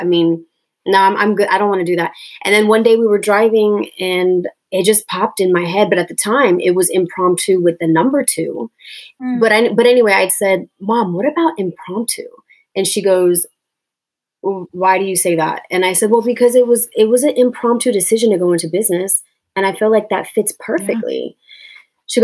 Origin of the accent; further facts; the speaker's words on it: Long Beach, California, United States; born there; I was born in Long Beach. My parents were both Marines, and they met in Okinawa, and then they were stationed back in Southern California. And that's when I was born. So, but I grew up all over.